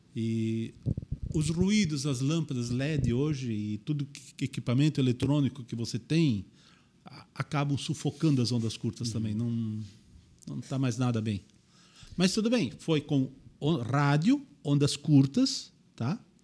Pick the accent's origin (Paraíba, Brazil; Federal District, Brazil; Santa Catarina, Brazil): Santa Catarina, Brazil; Indaial; eu nasci em Indaial